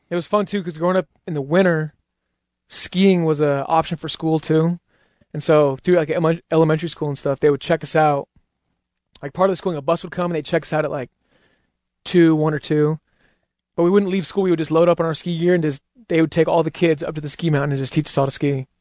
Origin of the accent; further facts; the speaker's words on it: Utah, United States; I'm from Utah